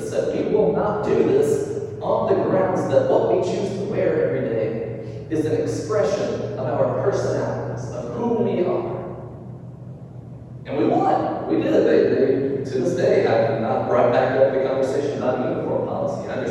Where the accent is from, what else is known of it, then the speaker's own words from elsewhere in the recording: North Alabama, United States; moved away as an adult; also born or lived in Montgomery, Alabama; now in Mobile, United States; growing up in North Alabama, everybody goes to public school